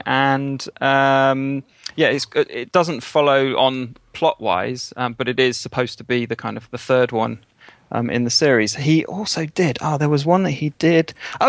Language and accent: English; United Kingdom; I am British